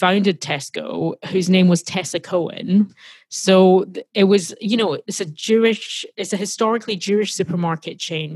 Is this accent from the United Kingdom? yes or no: yes; Glasgow, Scotland, United Kingdom; now in United States; I grew up in Glasgow in Scotland